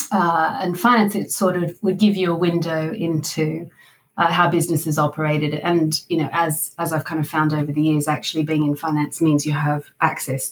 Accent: Australia; accent: Australian; moved away as an adult; also born or lived in Sydney; now in United Kingdom; you might recognize from my accent, I'm Australian, but been in the UK for well over 20 years. So I went to university in Sydney

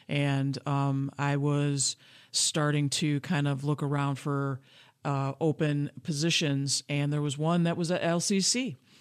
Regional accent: Grand Rapids, Michigan, United States; I was born and raised in Grand Rapids, Michigan

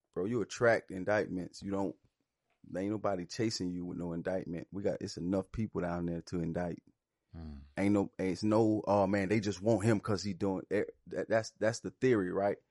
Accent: Alabama, United States; I grew up in Alabama

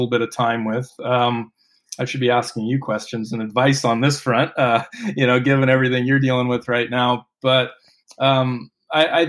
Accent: Maui, Hawaii, United States; moved away as an adult; also born or lived in Reno, Tahoe area; now in Maui, United States; I grew up on Maui

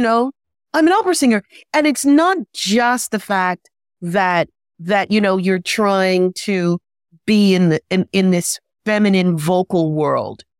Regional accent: New York City, New York, United States; I'm from New York City

